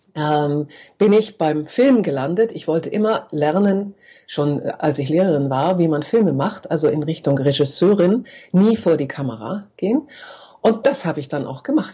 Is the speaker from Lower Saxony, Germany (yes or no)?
yes; Braunschweig, Lower Saxony, Germany; also born or lived in Munich; ich bin geboren in München, bin mit meinen Eltern äh, im zarten Alter von neun Jahren nach München, äh, nach Braunschweig umgezogen